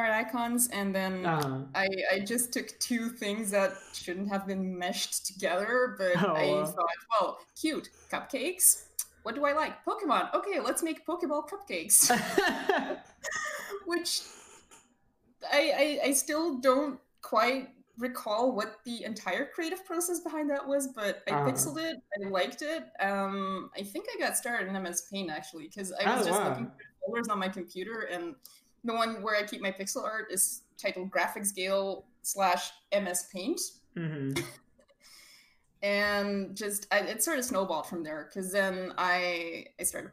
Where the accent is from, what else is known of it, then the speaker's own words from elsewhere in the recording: Belgium; I'm from Belgium, which you can tell by my very lovely yeehaw accent